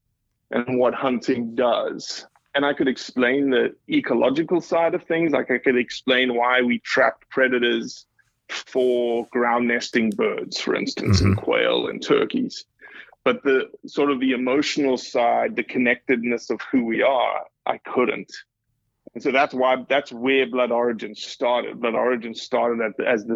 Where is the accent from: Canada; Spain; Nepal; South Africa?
South Africa; moved away as an adult; now in Mississippi, United States; growing up in South Africa